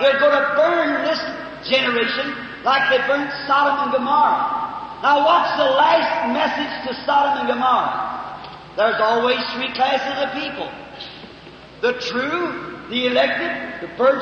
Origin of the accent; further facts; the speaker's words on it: United States; I'm American and I love my country